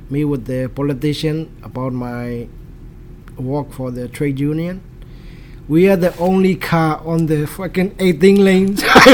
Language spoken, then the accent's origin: English; Yangon, Yangon Region, Myanmar; English is a second language; moved away; my hometown is the capital of Burma.